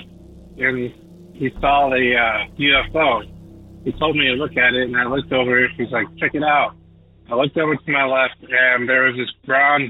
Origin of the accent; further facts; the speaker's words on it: Lucerne Valley, California, United States; moved away as an adult; also born or lived in Riverside, California; now in Montana, United States; I was born in Southern California in the city of Riverside. When I was about 5 years old, we moved to this place called Lucerne Valley. And it's right below Big Bear, kind of in between Big Bear and Barstow. And there I lived for about 15 years.